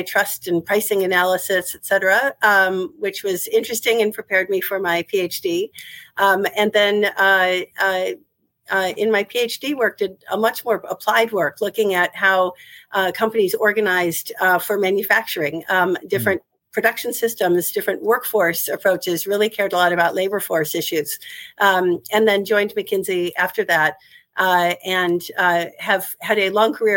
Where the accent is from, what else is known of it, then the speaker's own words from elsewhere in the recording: Elmhurst, Illinois, United States; moved away as an adult; also born or lived in Ohio; now in Brooklyn, United States; I was born and raised in Elmhurst, Illinois